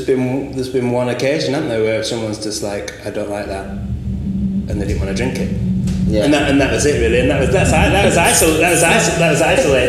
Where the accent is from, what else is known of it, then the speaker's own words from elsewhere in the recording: Blackburn, North West England, United Kingdom; now in Huddersfield, United Kingdom; I'm originally from Blackburn and surrounded by sort of edges of countryside that you had easy access